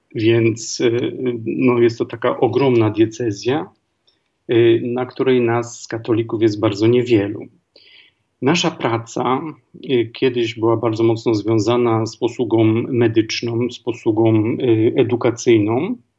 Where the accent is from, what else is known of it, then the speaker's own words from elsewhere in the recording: Głogów, Lower Silesian Voivodeship, Poland; moved away as an adult; also born or lived in Zambia / Tanzania / Kenya / France; Pochodzę z Głogowa, z Dolnego Śląska